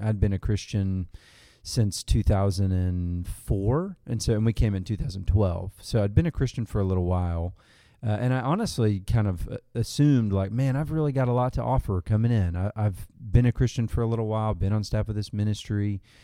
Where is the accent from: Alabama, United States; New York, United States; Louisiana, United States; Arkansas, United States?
Arkansas, United States; grew up in Arkansas